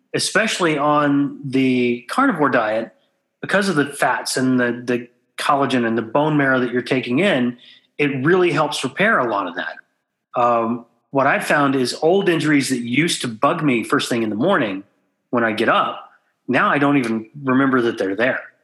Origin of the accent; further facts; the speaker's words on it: Southwest Texas, United States; I grew up in Southwest Texas where beef was just a staple